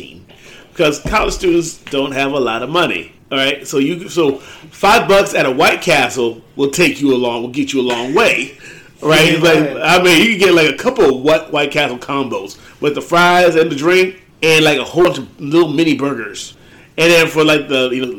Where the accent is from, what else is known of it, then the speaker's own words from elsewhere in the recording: Findlay, Ohio, United States; moved away; my hometown is Findlay, but it's like 15 minutes away